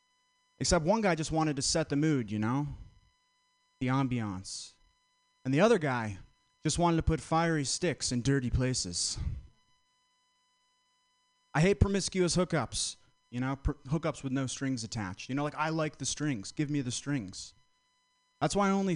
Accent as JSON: {"language": "English", "region": "Vermont", "country": "United States", "moved": "as an adult", "lives_now": "San Francisco, United States", "said": "I'm from Vermont, close to Boston, grew up going to Boston"}